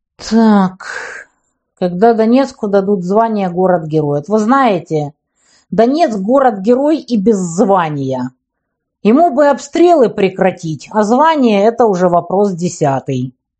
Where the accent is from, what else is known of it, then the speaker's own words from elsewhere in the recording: Ukraine; Я вот украинка